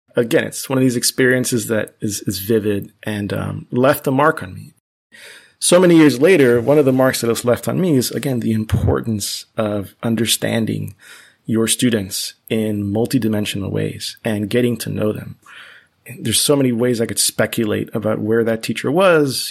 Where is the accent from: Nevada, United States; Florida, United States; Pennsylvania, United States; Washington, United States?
Florida, United States; Miami; first language Spanish; English is a second language; I was very fortunate to grow up in Miami, in Florida